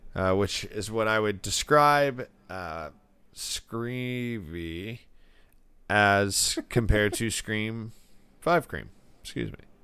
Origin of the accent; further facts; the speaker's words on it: Florida, United States; I'm from Florida